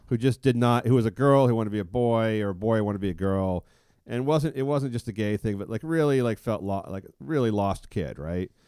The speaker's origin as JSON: {"language": "English", "town": "San Francisco", "region": "California", "country": "United States", "tie": "born or raised there", "said": "growing up in San Francisco, we had no gay, officially gay people in high school"}